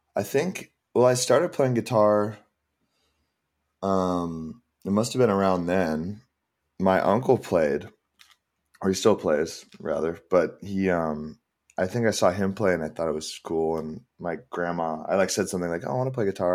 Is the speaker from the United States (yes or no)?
yes; San Ramon, California, United States; moved away as an adult; also born or lived in Seattle; now in Los Angeles, United States; I grew up in the Bay.